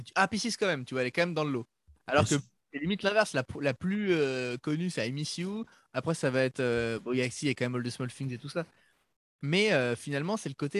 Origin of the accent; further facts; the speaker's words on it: France; comme on est français